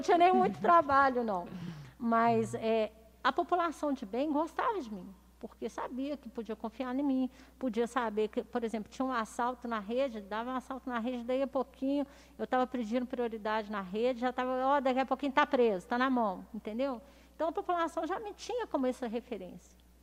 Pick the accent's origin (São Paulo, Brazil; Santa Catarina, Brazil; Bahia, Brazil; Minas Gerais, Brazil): Minas Gerais, Brazil; Belo Horizonte; moved away as an adult; now in Lagoa Santa, Brazil; Eu nasci em Belo Horizonte